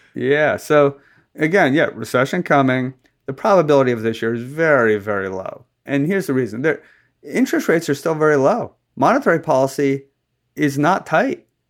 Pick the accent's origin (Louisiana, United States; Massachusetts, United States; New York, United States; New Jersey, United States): New Jersey, United States; now in Virginia, United States; my home state of Virginia and the state where I was born and raised, New Jersey